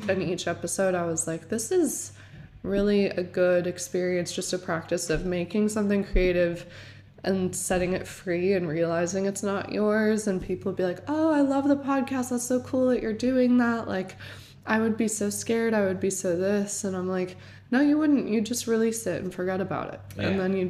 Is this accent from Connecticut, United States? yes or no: yes; Weston, Connecticut, United States; also born or lived in Manhattan; I was born in Manhattan, moved to Weston, Connecticut, which is just such a small place